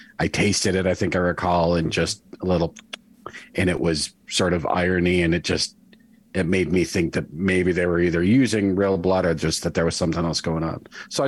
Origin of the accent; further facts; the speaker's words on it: New York City, New York, United States; I'm from New York City, and I just, you know, I've seen so much fake blood on the stage